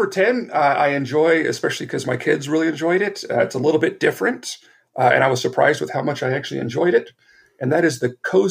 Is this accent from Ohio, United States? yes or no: no; Southern California, United States; I grew up in Southern California.